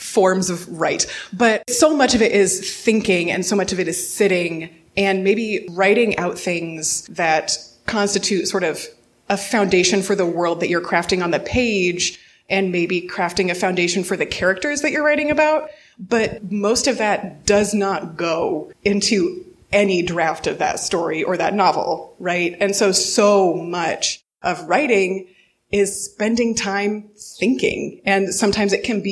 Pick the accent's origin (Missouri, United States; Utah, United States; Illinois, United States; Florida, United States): Missouri, United States; also born or lived in Denver / Bowling Green, Ohio; now in Cleveland, United States; I'm from Missouri originally